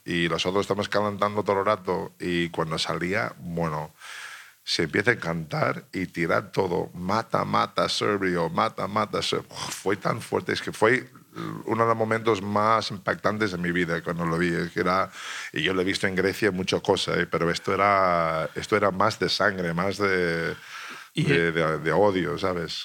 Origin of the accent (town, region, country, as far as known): United States; Spanish is a second language; moved away as an adult; also born or lived in Italy